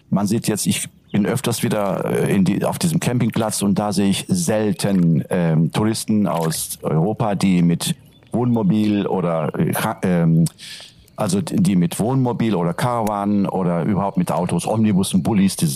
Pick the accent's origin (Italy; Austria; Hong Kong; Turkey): Turkey; first language Turkish; German is a second language; Also Türkisch ist, wie gesagt, meine Muttersprache